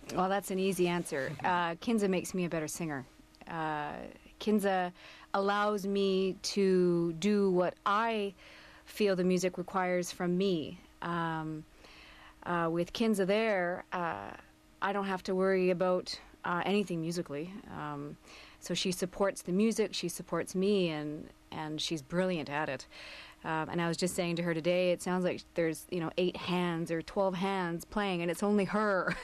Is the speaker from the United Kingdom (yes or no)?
no; Coquitlam, British Columbia, Canada; I grew up in Coquitlam